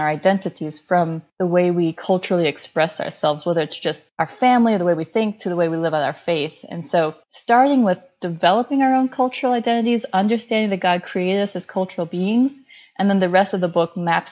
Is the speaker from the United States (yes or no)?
yes; United States; as a minority, as an Indian American woman